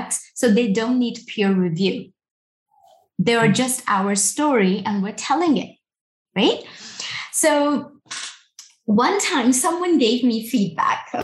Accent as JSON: {"language": "English", "country": "Pakistan", "said": "I'm a woman from Pakistan, working in security"}